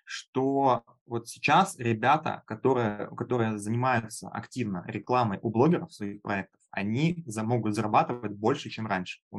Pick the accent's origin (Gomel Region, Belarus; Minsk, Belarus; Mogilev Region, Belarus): Minsk, Belarus; Начиналось в онлайн-образовании у меня все с офлайн тренингов в Беларуси, я сам из Минска.